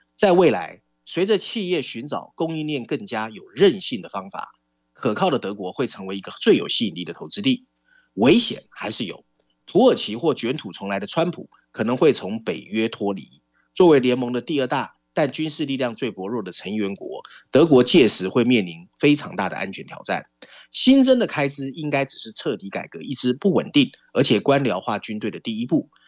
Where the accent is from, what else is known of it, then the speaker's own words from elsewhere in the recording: Taiwan; 我们在这边长大